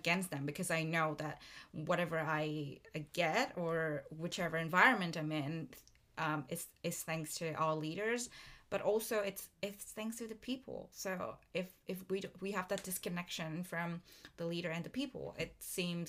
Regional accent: Vietnam; now in Melbourne, Australia; Vietnam, my home country

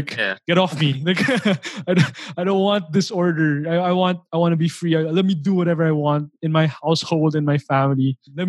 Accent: Philippines; I know it because I'm a Filipino.

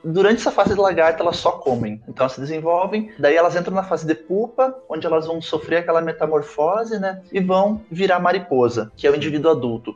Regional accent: Santa Maria, Rio Grande do Sul, Brazil; Eu sou natural de Santa Maria, do Rio Grande do Sul

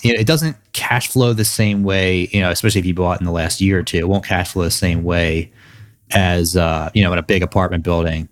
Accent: Philadelphia suburbs, Pennsylvania, United States; born and raised in the Philadelphia suburbs

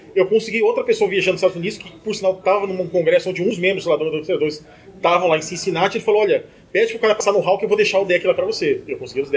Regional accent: Brazil; sou do Brasil

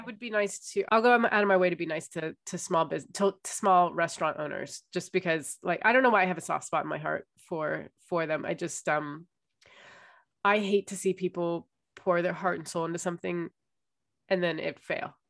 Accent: United States; moved away; it's with being American

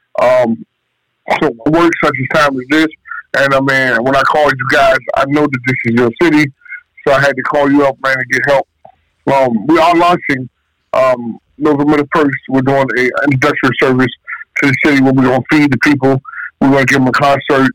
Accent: Richmond, Virginia, United States; also born or lived in Atlanta, Georgia; now in Suffolk, United States; I am a VA native, but I'm from Richmond, Virginia, 212 down, RVA

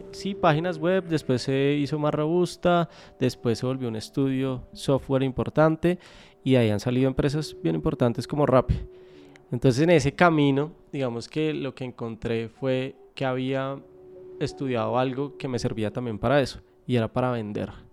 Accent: Colombia; moved away as an adult; now in Spain; como colombianos

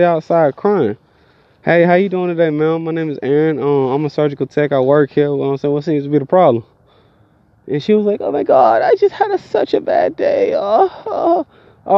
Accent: Georgia, United States; accent: country; I'm from Georgia

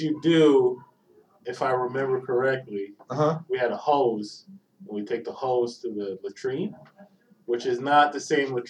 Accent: Guyana; born or raised there; also born or lived in Georgetown, Guyana / New York, United States; now in Georgia, United States

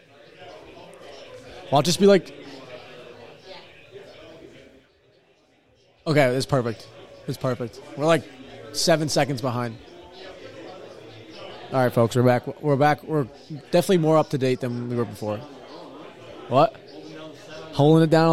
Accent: New York, United States; I'm from New York

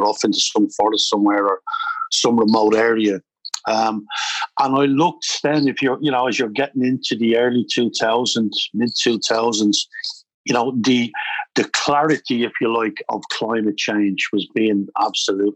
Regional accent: Dublin, Leinster, Ireland; moved away as an adult; also born or lived in Canada; I grew up in Dublin, left school at 15

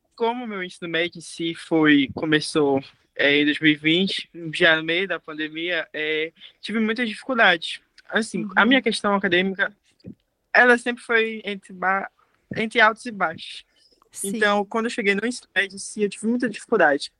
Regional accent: Abaetetuba, Pará, Brazil; also born or lived in Belém; Eu sou de Abaitetuba, como eu te coloquei, no interior. Ou seja, toda a minha formação foi no interior.

